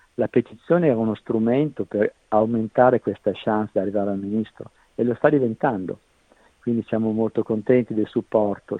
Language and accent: Italian; Italy; moved away as an adult; also born or lived in Scotland / Netherlands; now in Australia; abbiamo lasciato l'Italia praticamente nel 96